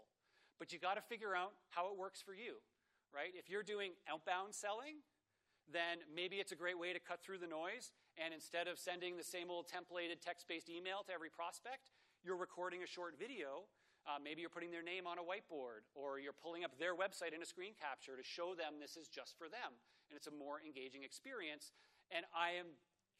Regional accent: Toronto, Ontario, Canada; I'm from Toronto

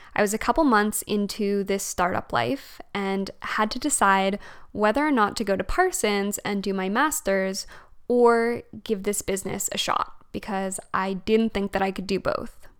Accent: Alberta, Canada; moved away as an adult; also born or lived in Fredericton, New Brunswick / Montreal; now in Calgary, Canada; I'm actually from Alberta and I grew up in Alberta

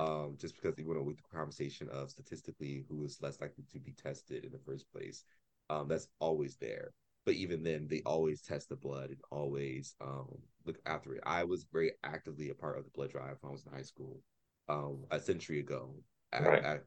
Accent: Columbus, Ohio, United States; moved away; also born or lived in Philadelphia, Pennsylvania; I grew up in Columbus, Ohio

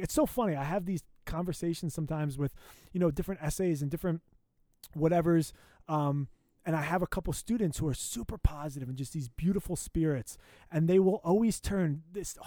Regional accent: United States; as an American

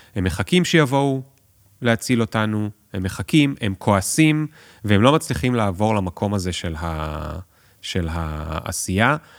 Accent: Tel Aviv, Tel Aviv District, Israel; אני תל אביבי

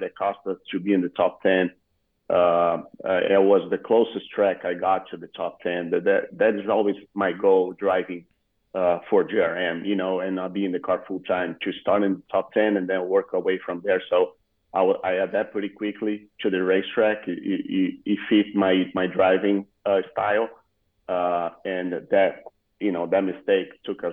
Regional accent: Rio Grande do Sul, Brazil; English is a second language; moved away as an adult; the region I was born is all Gaúchos

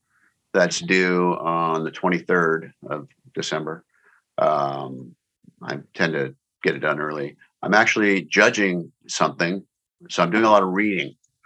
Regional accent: San Diego, California, United States; Warwick's in La Jolla in San Diego, my hometown.

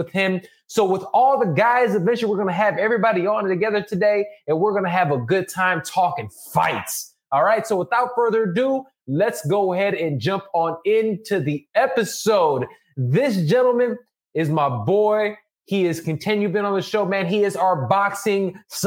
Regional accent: Chicago, Illinois, United States; now in Los Angeles, United States; I'm a Midwest boy. I'm from Chicago.

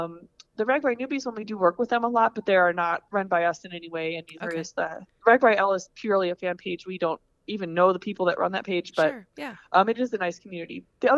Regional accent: Des Moines, Iowa, United States; And I'm from the Des Moines area.

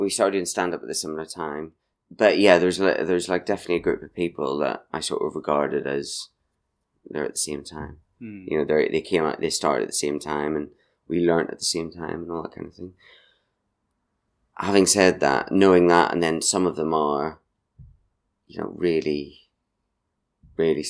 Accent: Markethill, Northern Ireland, United Kingdom; now in Brighton, United Kingdom; I'm from Market Hill, which is in South Armagh, Northern Ireland. But I went to Portadown College

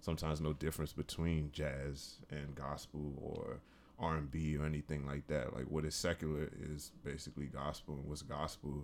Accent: Washington, District of Columbia, United States; I'm from, uh, from the D C area. I'm from Washington D C

